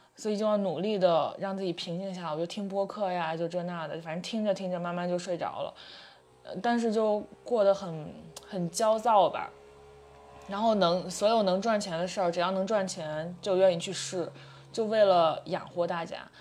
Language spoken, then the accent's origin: Chinese; Qingdao, Shandong, China; 我是青岛的